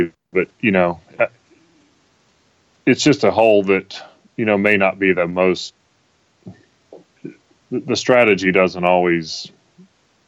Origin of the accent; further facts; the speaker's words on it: Tennessee, United States; I grew up, obviously, in Tennessee